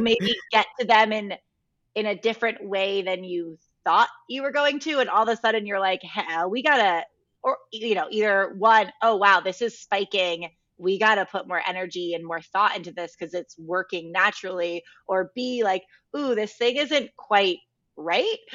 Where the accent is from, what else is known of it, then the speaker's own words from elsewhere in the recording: Connecticut, United States; moved away as an adult; also born or lived in Los Angeles, United States; so I grew up in Connecticut and I went to college in Connecticut. So I, I was, I was raised in the cold